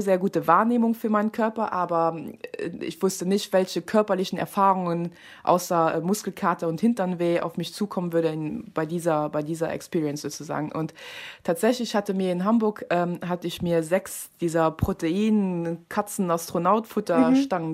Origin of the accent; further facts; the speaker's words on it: Luxembourg; ich bin, wie gesagt, Luxemburgerin